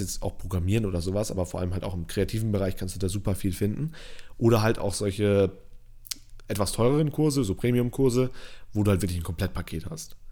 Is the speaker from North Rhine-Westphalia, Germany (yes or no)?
no; Northern Germany / Lower Saxony, Germany; Ich komme aus Norddeutschland